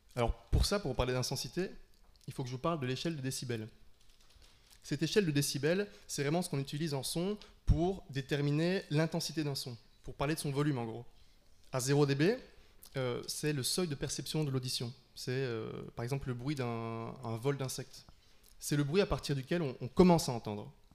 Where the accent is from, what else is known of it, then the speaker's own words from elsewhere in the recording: Liège, Wallonia, Belgium; now in Brussels, Belgium; je viens de Liège, c'est pas euh, le fin fond de la campagne